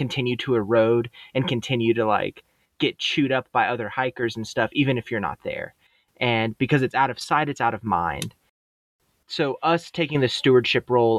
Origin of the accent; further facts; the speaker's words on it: San Antonio, Texas, United States; moved away as an adult; also born or lived in Idaho; I'm originally from San Antonio, Texas